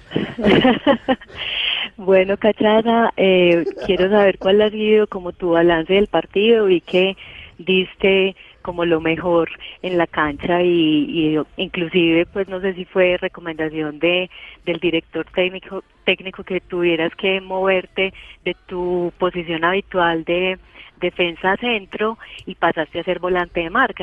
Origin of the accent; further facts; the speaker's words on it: Paisa, Antioquia, Colombia; yo soy muy paisa y, pues le hago fuerza a los equipos antioqueños